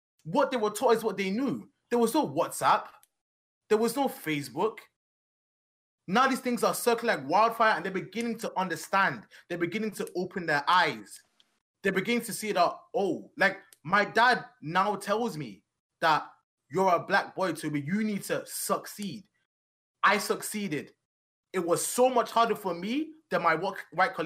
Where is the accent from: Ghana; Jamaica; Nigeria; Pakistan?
Nigeria; also born or lived in England; now in United States; I left England when I was really young. We were raised in Nigeria